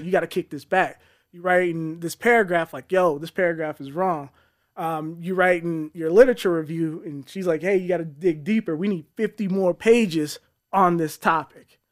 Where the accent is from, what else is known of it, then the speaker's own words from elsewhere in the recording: Colorado Springs, Colorado, United States; born and raised in Colorado Springs